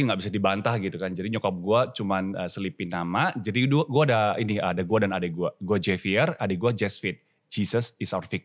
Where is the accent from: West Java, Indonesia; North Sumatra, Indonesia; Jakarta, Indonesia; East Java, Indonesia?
North Sumatra, Indonesia; Medan; gue Cina, okay. Cina Medan.